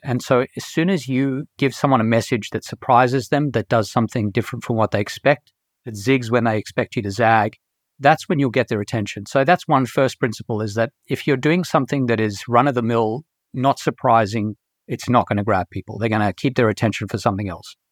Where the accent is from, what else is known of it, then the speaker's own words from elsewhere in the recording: Australia; moved away as an adult; also born or lived in South Africa; I was born in South Africa, and when I was seven, I moved to Australia, and I lived in Australia for all of my schooling, right through to the end of my undergrad years